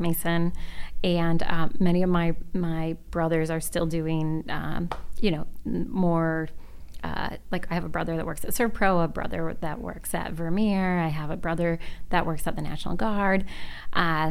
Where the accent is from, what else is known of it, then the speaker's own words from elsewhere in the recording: Sault Ste. Marie, Michigan, United States; moved away; also born or lived in Alabama; growing up in the Sioux